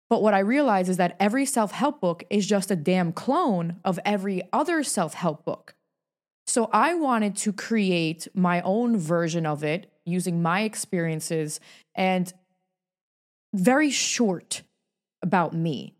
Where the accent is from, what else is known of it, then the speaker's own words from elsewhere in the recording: New York, United States; moved away as an adult; now in Hollywood, United States; I'm born and raised in New York